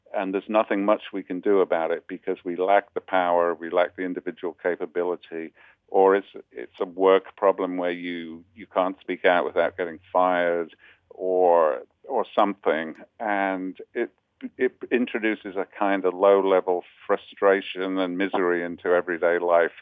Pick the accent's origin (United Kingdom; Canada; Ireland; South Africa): United Kingdom; now in New York, United States; as a Brit